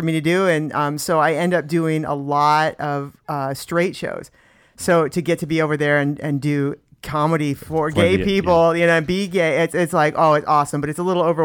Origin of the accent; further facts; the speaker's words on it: Indiana, United States; moved away as an adult; now in San Diego, United States; I grew up in Indiana